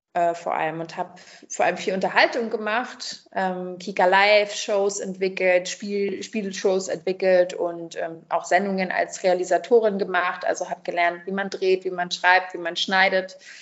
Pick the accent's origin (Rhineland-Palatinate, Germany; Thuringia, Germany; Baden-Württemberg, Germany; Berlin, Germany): Berlin, Germany; also born or lived in Brazil; Ich bin in Berlin äh, groß geworden